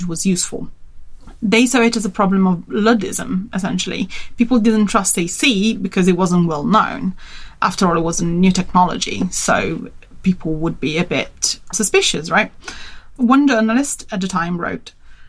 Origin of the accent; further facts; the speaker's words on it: Turin, Piedmont, Italy; And I come from Turin, which is, it's in the north